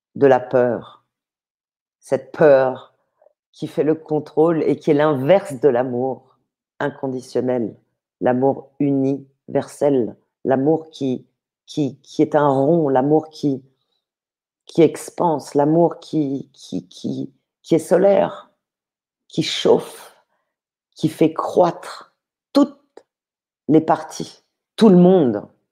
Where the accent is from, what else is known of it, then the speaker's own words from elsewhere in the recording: Paris, Île-de-France, France; je suis née à Paris, euh, dans des familles euh, plutôt aisées